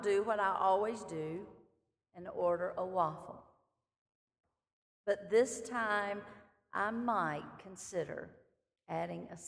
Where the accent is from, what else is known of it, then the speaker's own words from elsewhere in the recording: Clinton, South Carolina, United States; My hometown is Clinton, South Carolina